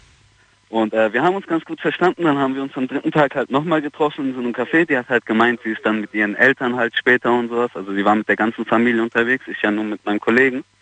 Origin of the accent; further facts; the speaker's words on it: Mannheim, Baden-Württemberg, Germany; Ich komme vom Jungbusch aus Mannheim.